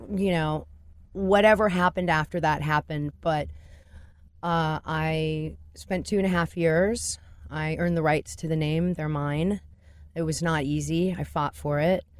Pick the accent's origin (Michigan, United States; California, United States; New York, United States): California, United States; Orange County; also born or lived in Los Angeles; in Orange County at that time, that wasn't the ladylike thing to do.